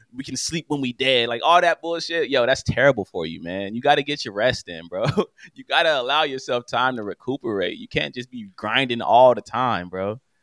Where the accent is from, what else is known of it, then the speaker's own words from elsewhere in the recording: Los Angeles, California, United States; I'm from West L A, born and raised